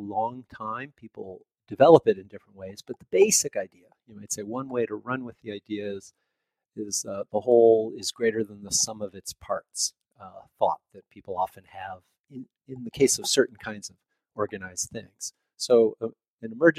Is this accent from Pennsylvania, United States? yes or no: no; Chicago, Illinois, United States; moved away as an adult; also born or lived in upstate New York; now in Indiana, United States; I grew up just outside of Chicago, and I went to university in the city.